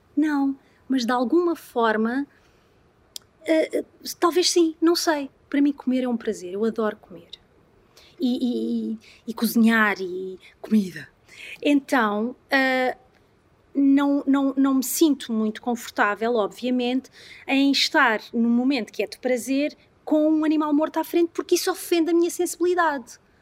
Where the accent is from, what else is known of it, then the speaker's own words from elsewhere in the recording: Algarve, Portugal; eu sou algarvia